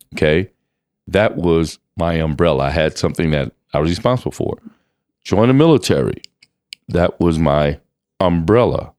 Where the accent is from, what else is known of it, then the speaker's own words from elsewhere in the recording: Louisiana, United States; also born or lived in Kingston, Jamaica; I grew up in Louisiana, moved from Kingston, Jamaica to Louisiana.